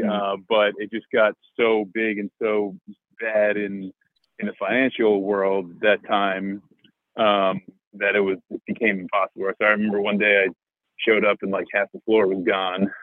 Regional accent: New Jersey, United States; I interned at a mutual fund close to where I grew up in New Jersey

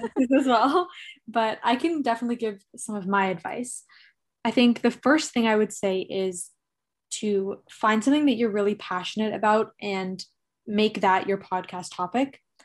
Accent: Toronto, Ontario, Canada; I'm from Toronto, Canada

